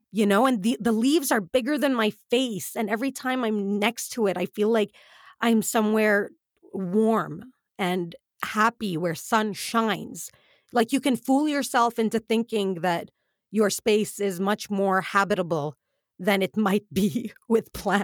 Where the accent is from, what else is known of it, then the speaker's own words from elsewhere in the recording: United Arab Emirates; we grew up in the Emirates